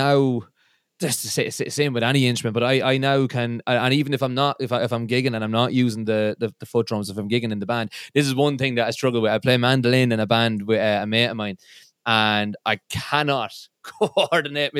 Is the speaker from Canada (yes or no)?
no; Midlands, Ireland; I'm from the Midlands in Ireland, and if there's an A in anything, we put about 7 A's after that initial